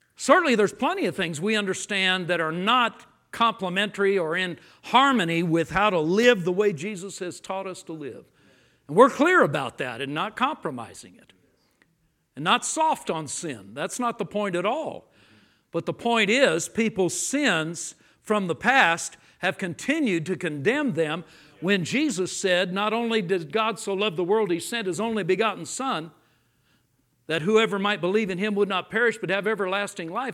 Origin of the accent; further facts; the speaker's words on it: Los Angeles, California, United States; I grew up in Los Angeles